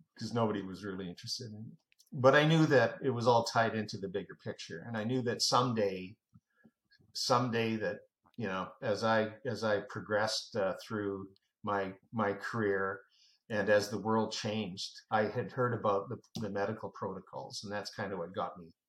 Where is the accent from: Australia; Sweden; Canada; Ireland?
Canada; now in United States; I'm a Canadian, by the way, uh, but I uh, got naturalized, so uh, I'm, I have dual citizenship